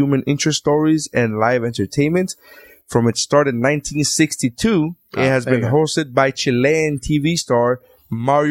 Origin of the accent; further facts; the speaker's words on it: Miami, Florida, United States; I'm from Miami